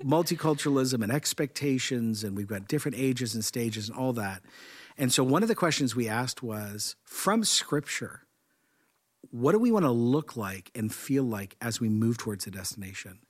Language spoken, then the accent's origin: English; Canada; I'm Canadian